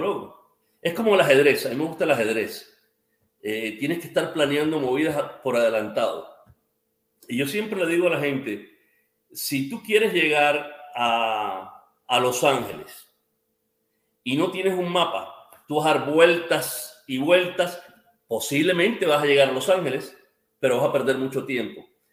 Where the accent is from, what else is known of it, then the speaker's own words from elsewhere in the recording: Cuba; now in United States; como cubano